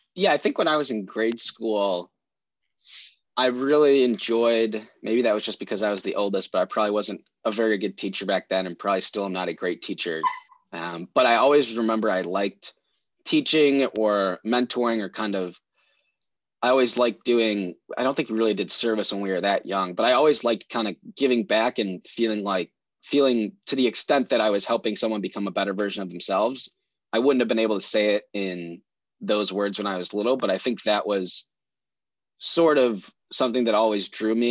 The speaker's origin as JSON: {"language": "English", "town": "Oak Park", "region": "Illinois", "country": "United States", "tie": "born or raised there", "said": "I grew up in Oak Park."}